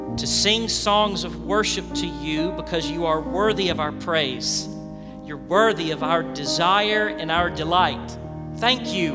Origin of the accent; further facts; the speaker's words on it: Memphis, Tennessee, United States; I grew up in Memphis